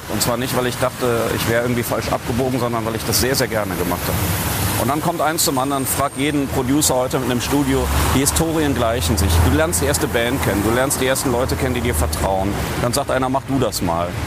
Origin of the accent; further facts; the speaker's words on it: North Rhine-Westphalia, Germany; Nein, ich komme ja aus dem Bergischen Land und der Kölner Karneval reicht bis dahin.